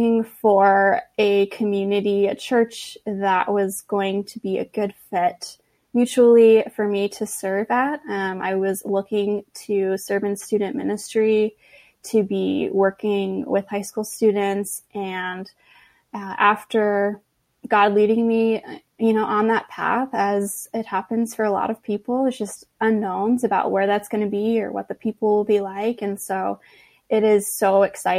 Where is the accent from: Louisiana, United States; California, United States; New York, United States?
California, United States; Los Angeles; also born or lived in Boston, Massachusetts; now in La Jolla, United States; returned back to LA and took a job at a church near my hometown